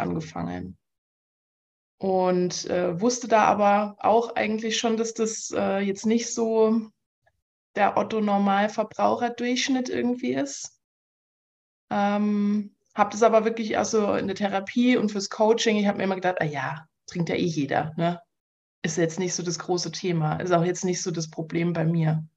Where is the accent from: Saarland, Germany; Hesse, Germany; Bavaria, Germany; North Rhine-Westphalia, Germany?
Saarland, Germany; now in Munich, Germany; ich komme ursprünglich aus dem Saarland